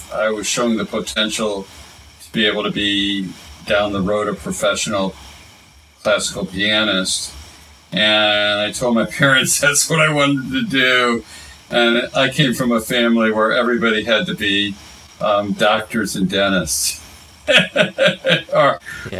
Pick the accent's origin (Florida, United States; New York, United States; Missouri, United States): Missouri, United States; University City; I grew up in University City, Missouri, where Washington University was